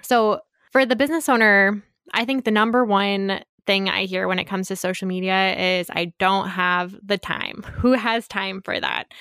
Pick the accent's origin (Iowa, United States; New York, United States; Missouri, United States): Iowa, United States; Monticello; I grew up in Monticello, which is very close to Cascade